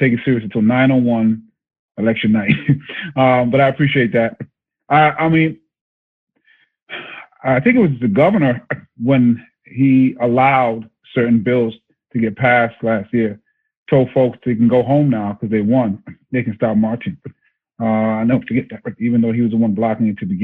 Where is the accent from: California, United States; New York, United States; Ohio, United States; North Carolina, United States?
New York, United States; New York City; I'm just me from Brooklyn